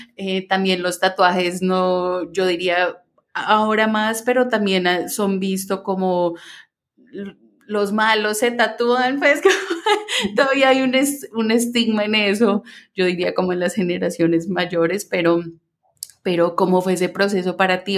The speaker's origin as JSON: {"language": "Spanish", "region": "Minnesota", "country": "United States", "tie": "born or raised there", "said": "como me acostumbré a decir mientras crecí en Minnesota para que la gente me entendiera"}